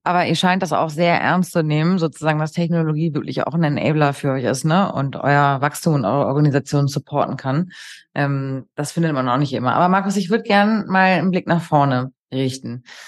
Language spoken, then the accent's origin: German; Hamburg, Germany; für mich hier als Hamburgerin